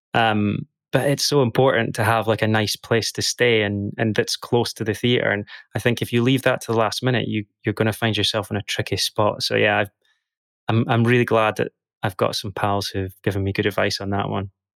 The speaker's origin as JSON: {"language": "English", "town": "Dundee", "region": "Scotland", "country": "United Kingdom", "tie": "born or raised there", "moved": "as an adult", "lives_now": "London, United Kingdom", "said": "I'm originally from Dundee in Scotland. grew up there for the first twenty-something years of my life."}